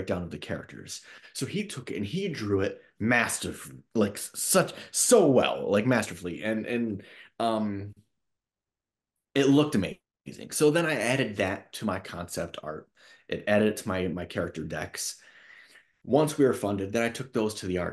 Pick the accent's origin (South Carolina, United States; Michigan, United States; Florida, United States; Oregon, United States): Michigan, United States; now in Los Angeles, United States; I grew up in Michigan